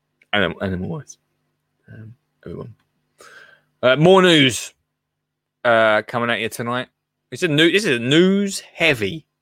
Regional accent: England, United Kingdom; But we're hot. Because we're from England.

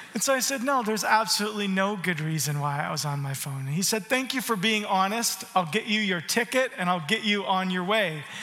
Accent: Arizona, United States; moved away; also born or lived in Canada; I grew up in Arizona

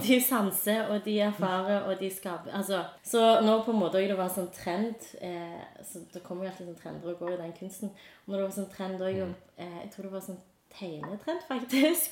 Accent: Stavanger, Rogaland, Norway; jeg er fra Sunde

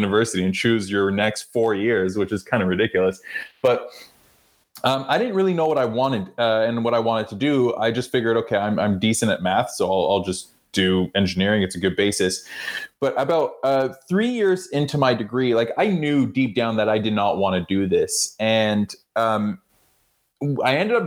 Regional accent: Toronto, Ontario, Canada; I grew up in Canada and Toronto.

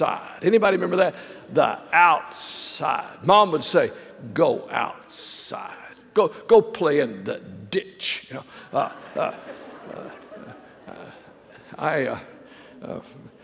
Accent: Texas, United States; I'm a Texan

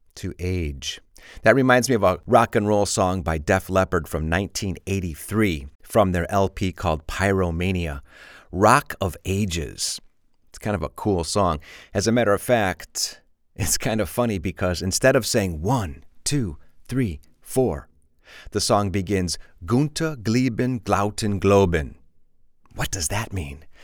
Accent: Chicago, Illinois, United States; I'm from Chicago and we have a lot of junk food in Chicago

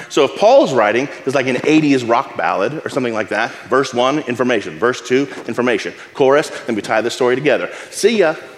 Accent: Abilene, Texas, United States; When I was a kid, I grew up in West Texas, in Abilene.

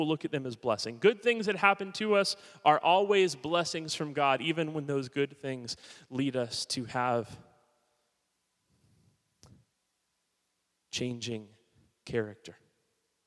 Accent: Miami, Florida, United States; also born or lived in Hollywood, Florida; I was born in 1980 in Miami, Florida. I'm not Southern by any means. I'm a South Floridian.

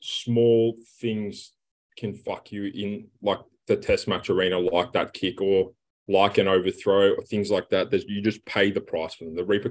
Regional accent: Australia

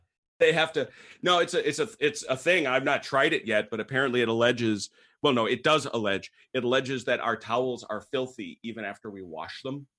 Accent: St. Francis, Wisconsin, United States; my hometown, Saint Francis, Wisconsin

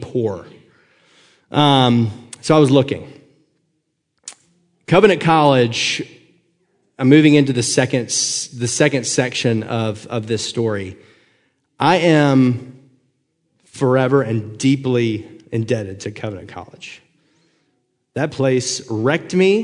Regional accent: Northwest Georgia, United States; I grew up in Northwest Georgia, right underneath Chattanooga. So anytime people ask me where I'm from, I just say Chattanooga, because trying to explain Chickamauga or Fort Oglethorpe just takes too long

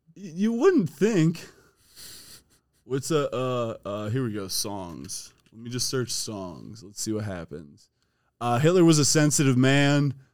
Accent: Strongsville, Ohio, United States; born or raised there

